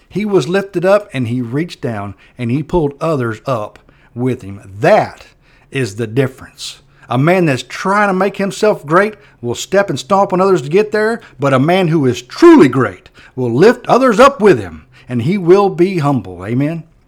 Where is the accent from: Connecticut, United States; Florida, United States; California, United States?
Florida, United States; Perry; I grew up in Perry